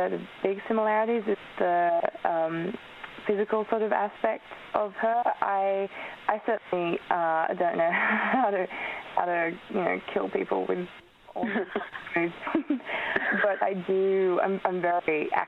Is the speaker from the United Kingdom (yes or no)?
no; Australia; first language Polish; English is a second language; moved away; I was born in Australia, but because my parents were both from Poland, we spoke